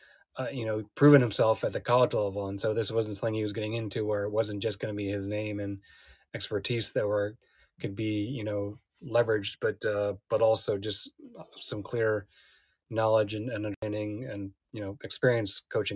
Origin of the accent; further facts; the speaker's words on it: the Midwest, just outside of Chicago, Illinois, United States; also born or lived in Michigan; now in Atlanta, United States; I grew up in the Midwest, just outside of Chicago.